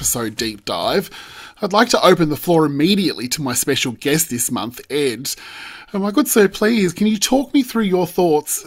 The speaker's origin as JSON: {"language": "English", "country": "Australia", "also_born_or_lived": "Melbourne, Australia", "said": "as Australian fans of the girls"}